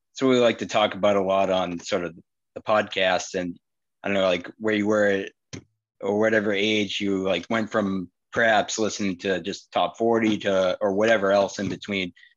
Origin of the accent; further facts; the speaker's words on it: Boston, Massachusetts, United States; We're from Boston